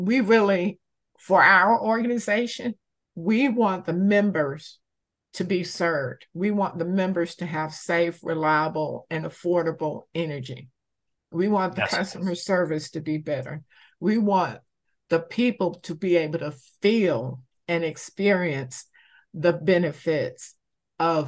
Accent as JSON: {"language": "English", "region": "North Carolina", "country": "United States", "moved": "yes", "lives_now": "Georgia, United States", "said": "I'm originally from North Carolina."}